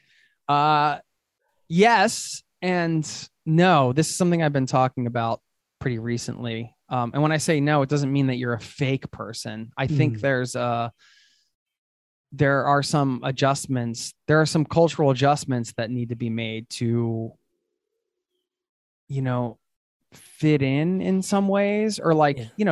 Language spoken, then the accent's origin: English; United States; moved away as an adult; now in Oslo, Norway; road tripping around the USA, my home country